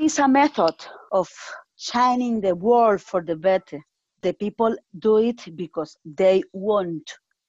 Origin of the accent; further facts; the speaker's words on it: Colombia; English is a second language; also born or lived in Spain; now in London, United Kingdom; I am from Colombia, but I come in with Spain. I have been living in London from August the last year. I have 2 children, 2 girls, and I am married. And now I live in Greece